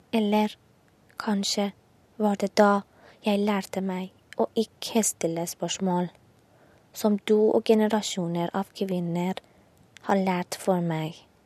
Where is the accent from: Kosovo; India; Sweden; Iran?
Iran; Norwegian is a second language; moved away as an adult; now in Oslo, Norway; Jeg vokste opp i Iran, et land der jentene blir født med skam